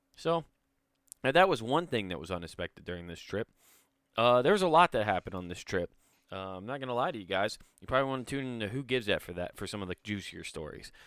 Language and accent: English; Iowa, United States; I was from Iowa